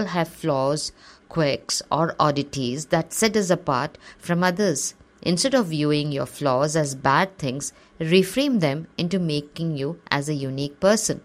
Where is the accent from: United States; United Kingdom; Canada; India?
India; Assam; also born or lived in Kerala; As I grew up in Assam, my friends, who were all localites, looked very different from me. I was a dark-skinned Malayali girl.